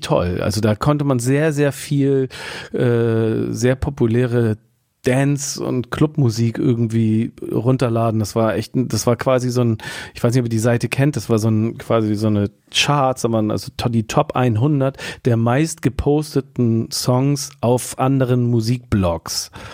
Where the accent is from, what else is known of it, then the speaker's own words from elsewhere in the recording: Hamburg, Germany; als äh, Hamburger Westler